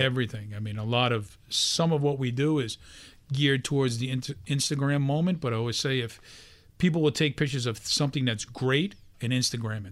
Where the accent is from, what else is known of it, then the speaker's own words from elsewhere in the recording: New York City, New York, United States; I, um, was just a regular guy, born and raised in Brooklyn